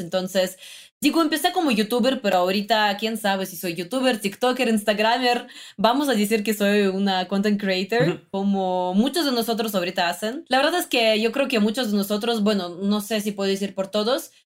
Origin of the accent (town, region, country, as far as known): Russia; Spanish is a second language; now in Mexico